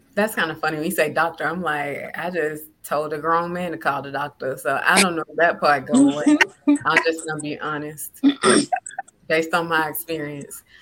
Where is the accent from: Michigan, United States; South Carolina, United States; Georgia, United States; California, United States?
Georgia, United States; South; growing up in South Georgia as a a young black girl